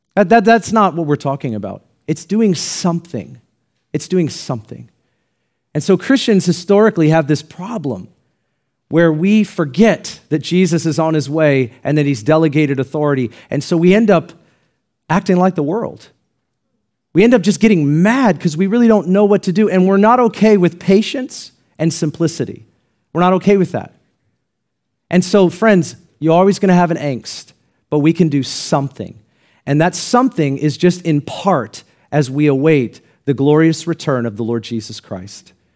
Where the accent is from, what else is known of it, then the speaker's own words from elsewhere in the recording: United States; I'm glad that I'm an American